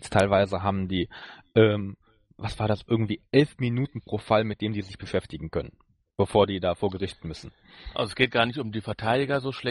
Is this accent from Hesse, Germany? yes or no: no; North Rhine-Westphalia, Germany; Niederrhein, aber in der Nähe, ja.